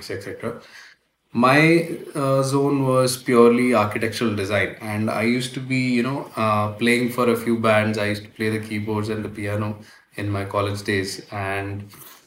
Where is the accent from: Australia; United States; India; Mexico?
India; Navi Mumbai, Maharashtra; also born or lived in United Kingdom; I was born and raised in Navi Mumbai.